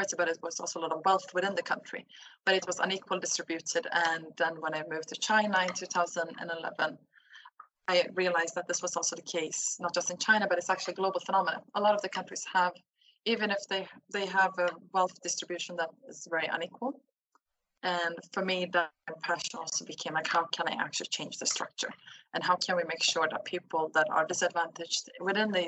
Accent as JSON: {"language": "English", "country": "Sweden", "also_born_or_lived": "Turkey (roots)", "moved": "as an adult", "said": "I'm from Sweden. Has been living abroad for the past 10 years"}